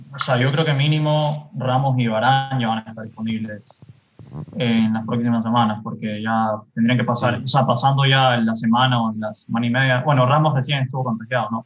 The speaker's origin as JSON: {"language": "Spanish", "town": "Guayaquil", "region": "Guayas", "country": "Ecuador", "said": "Tengo veintiún años, me gu-, soy de Guayaquil"}